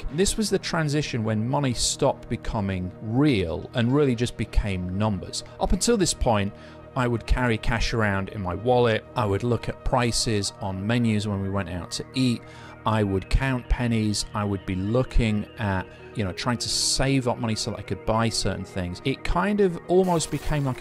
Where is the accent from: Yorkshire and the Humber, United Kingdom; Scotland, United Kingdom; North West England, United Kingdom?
Yorkshire and the Humber, United Kingdom; We're from Yorkshire in England